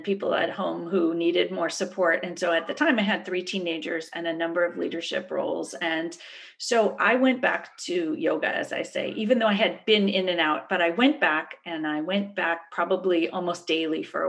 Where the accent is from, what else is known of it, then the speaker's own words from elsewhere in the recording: Berkeley, California, United States; I grew up in Berkeley, so it's kind of a crunchy granola background to start